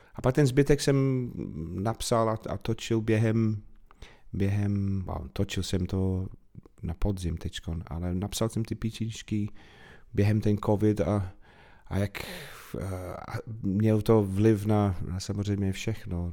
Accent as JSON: {"language": "Czech", "town": "Manchester", "region": "North West England", "country": "United Kingdom", "tie": "born or raised there", "also_born_or_lived": "Bath / Wales", "second_language": "Czech", "moved": "as an adult", "lives_now": "Czech Republic"}